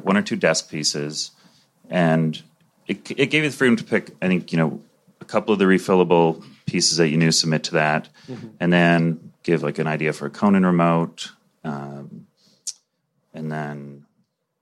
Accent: Calgary, Alberta, Canada; moved away as an adult; also born or lived in Toronto; I grew up in Calgary, so I was in Toronto for 10 years to do stand

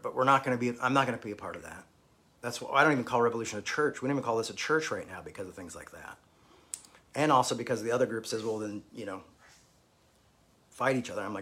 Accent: United States; growing up in America

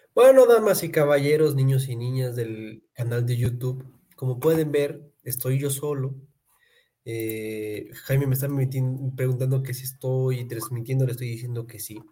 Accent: Pátzcuaro, Michoacán, Mexico; moved away; soy de Pátzcuaro, Michoacán

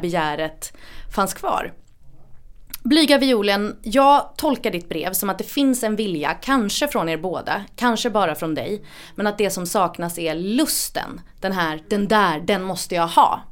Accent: Gothenburg, Västra Götaland, Sweden; i närheten av där jag växte upp, eh, precis liksom en, en liten tvärgata till Linnégatan i Göteborg

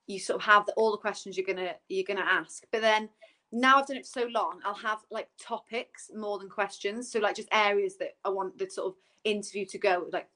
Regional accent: Newbridge, Wales, United Kingdom; I'm from Newbridge

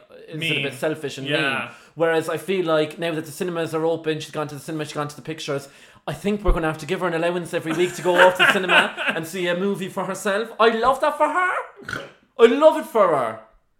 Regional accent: Ireland; now in United Kingdom; I'm definitely Irish myself, and very proud of it

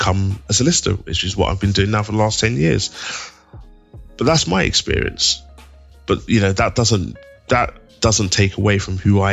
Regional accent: London, United Kingdom; I grew up in East London

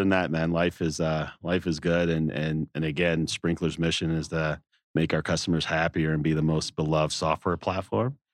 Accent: the South, United States; growing up in the South

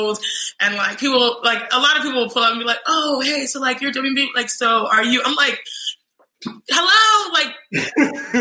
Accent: United States; also born or lived in Nigeria; I am Nigerian, American

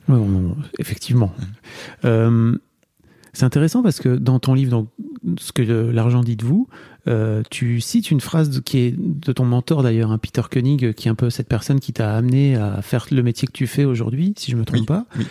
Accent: the North, Hauts-de-France, France; je viens de là, moi. Hein, tu vois, je viens du Nord

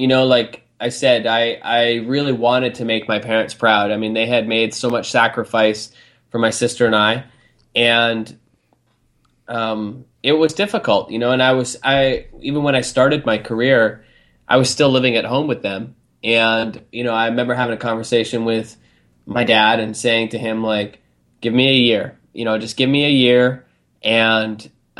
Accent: Canada; also born or lived in England; we immigrated from England over to Canada when I was six

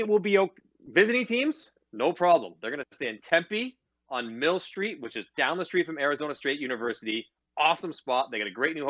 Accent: Toronto, Ontario, Canada; I'm from Scarborough

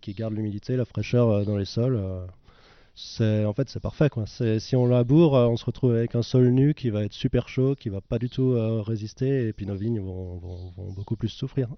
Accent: Ammerschwihr, Grand Est, France; Je suis aussi né à Merchuire, j'ai grandi à Merchuire

